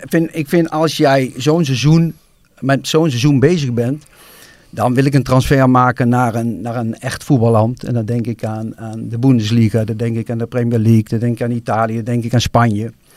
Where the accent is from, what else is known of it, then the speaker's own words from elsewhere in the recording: Nijmegen, Gelderland, Netherlands; als Nijmegenaar